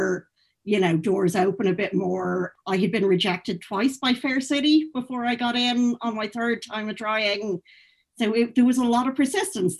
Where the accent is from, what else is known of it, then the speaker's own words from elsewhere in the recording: North Mayo, Connacht, Ireland; growing up in North Mayo